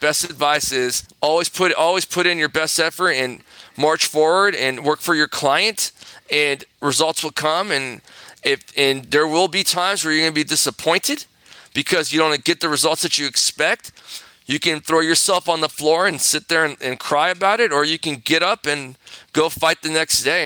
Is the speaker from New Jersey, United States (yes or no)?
no; Corona, California, United States; also born or lived in Santa Monica, California; I grew up in Corona, California.